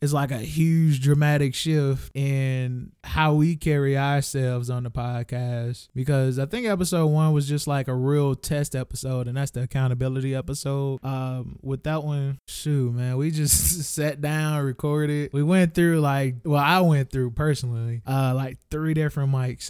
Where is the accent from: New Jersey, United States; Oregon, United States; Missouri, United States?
Missouri, United States; St. Louis; we are from Saint Louis